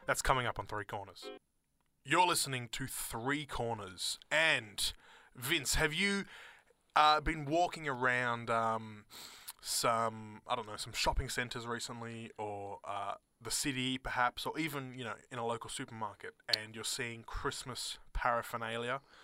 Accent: Australia; accent: Australian, private school; my Australian accent

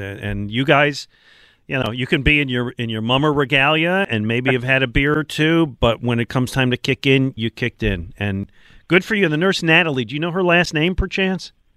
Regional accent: Buffalo, New York, United States; moved away as an adult; now in Philadelphia, United States; I grew up in Buffalo

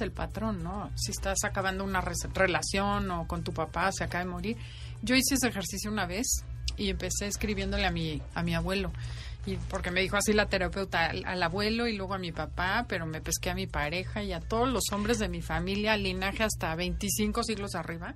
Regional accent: Mexico; Soy feliz siendo mexicana, soy feliz de vivir aquí

